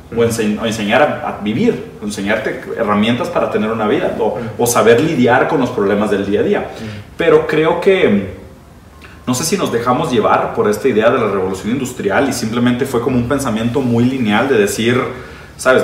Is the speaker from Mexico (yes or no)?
no; Brazil; first language Portuguese; Spanish is a second language; moved away; also born or lived in Italy; yo soy brasileño, yo fui educado en portugués, aprendí español bastante después, como a los 15 años de edad.